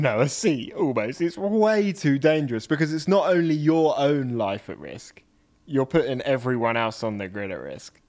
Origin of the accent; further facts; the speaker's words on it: United Kingdom; being British